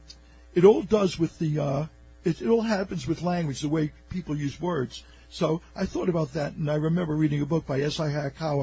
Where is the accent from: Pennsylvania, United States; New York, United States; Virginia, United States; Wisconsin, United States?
New York, United States; New York City; I grew up in Coney Island, so Neptune Avenue